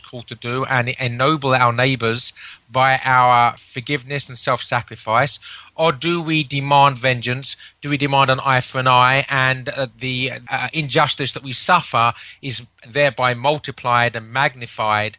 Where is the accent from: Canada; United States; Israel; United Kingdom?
United Kingdom; England; as an Englishman